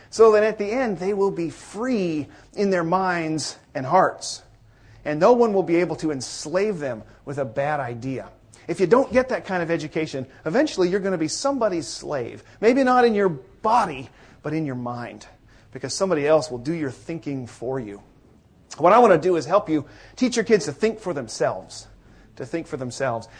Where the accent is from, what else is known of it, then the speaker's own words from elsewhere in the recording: Northeast Washington State, United States; I am from Northeast Washington State, where the air is thinner and drier